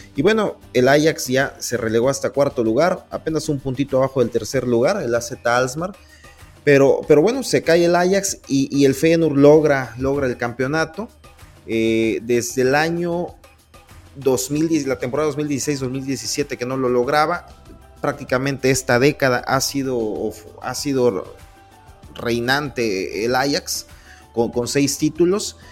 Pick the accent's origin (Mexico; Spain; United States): Mexico; Poza Rica, Veracruz; somos de Poza Rica, Veracruz